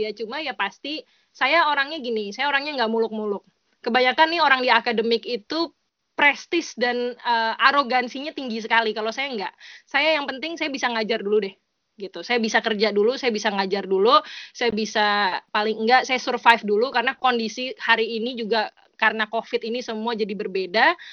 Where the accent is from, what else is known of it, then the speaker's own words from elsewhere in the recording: Java, Indonesia; tapi karena saya orang Jawa saya pernah pernah tahu pernah ngerti kalau itu konsep itu ada udah di Indonesia tuh ada ya, gitu.